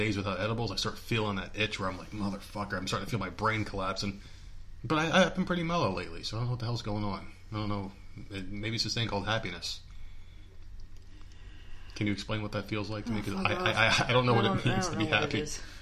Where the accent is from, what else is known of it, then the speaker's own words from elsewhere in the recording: South Carolina, United States; we're from here